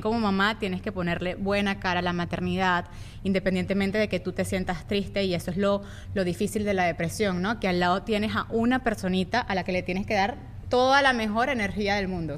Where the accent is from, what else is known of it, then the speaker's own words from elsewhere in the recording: Venezuela; moved away; somos de Venezuela